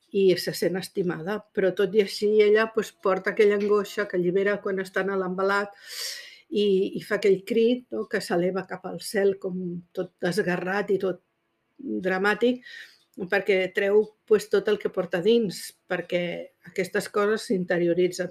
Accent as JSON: {"language": "Catalan", "region": "Catalonia", "country": "Spain", "said": "som aquí, som catalanes"}